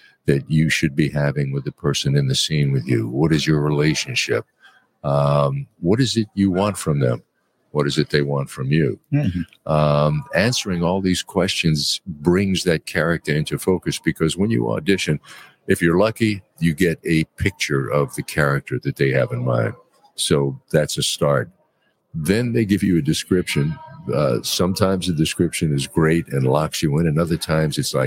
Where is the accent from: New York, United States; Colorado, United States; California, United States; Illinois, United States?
New York, United States; I grew up in Brooklyn